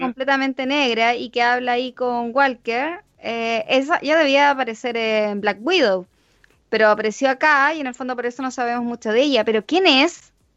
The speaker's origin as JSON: {"language": "Spanish", "country": "Chile", "said": "nosotros que somos chilenos y somos tan poquitos"}